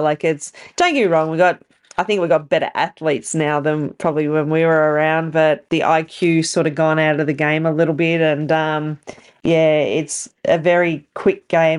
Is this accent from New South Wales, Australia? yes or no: no; Bendigo, Victoria, Australia; Bendigo being my hometown